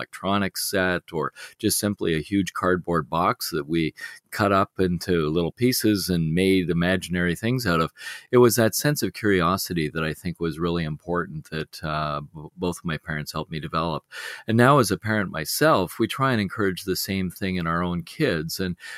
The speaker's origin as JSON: {"language": "English", "town": "Beaconsfield", "region": "Quebec", "country": "Canada", "tie": "born or raised there", "said": "I grew up on the West Island of Montreal in a place called Beaconsfield. And at the time that I was a child, that was a growing suburban community."}